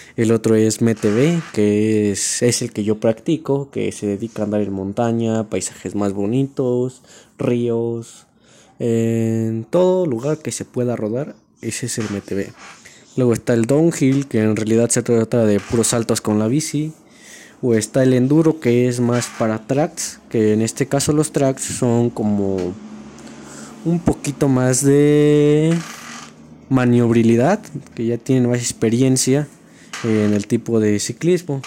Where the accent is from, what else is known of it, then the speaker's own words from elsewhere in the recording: La Cañada del Marqués, Querétaro, Mexico; Soy de aquí del Querétaro, la Cañada del Marqués.